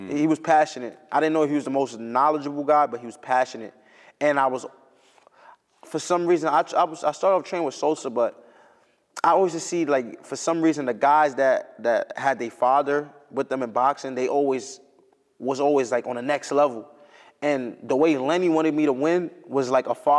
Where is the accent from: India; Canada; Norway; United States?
United States; East Coast; I'm from the East Coast.